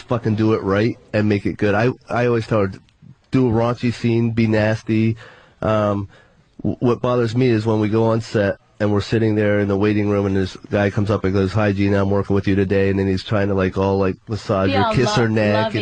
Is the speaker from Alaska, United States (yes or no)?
yes; Alaska, United States; moved away; also born or lived in Pennsylvania; my dad's a missionary. I was raised in Alaska.